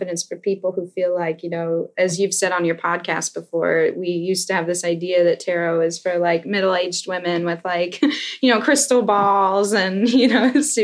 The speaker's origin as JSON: {"language": "English", "region": "the South of the United States", "country": "United States", "tie": "born or raised there", "said": "I grew up in the South of the United States"}